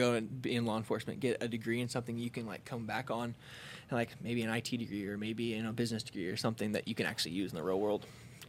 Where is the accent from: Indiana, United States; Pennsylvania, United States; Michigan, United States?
Indiana, United States; Greenwood; I grew up on the South Side, Greenwood kid.